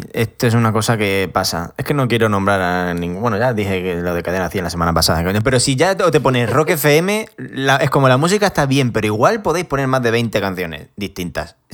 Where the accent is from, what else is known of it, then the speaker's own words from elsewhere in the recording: a small village in Badajoz, Extremadura, Spain; yo soy de un pueblo pequeño de Badajoz, 2.500 habitantes.